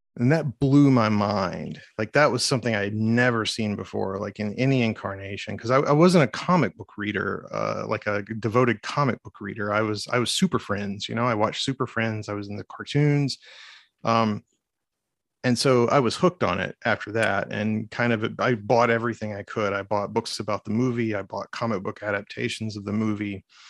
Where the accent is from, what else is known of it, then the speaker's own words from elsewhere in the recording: Arkansas, United States; I'm from Arkansas